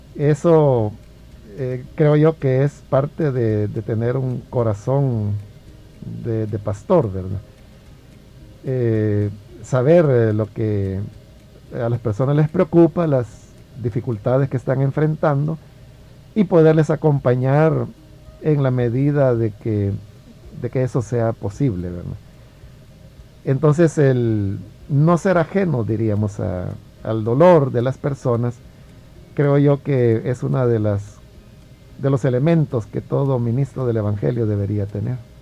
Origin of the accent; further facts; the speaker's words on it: El Salvador; yo amo servir al Señor en mi país